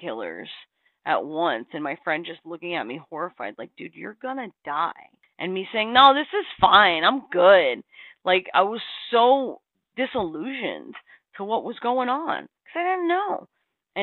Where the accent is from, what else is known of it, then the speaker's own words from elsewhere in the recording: Texas, United States; I've born and raised in Texas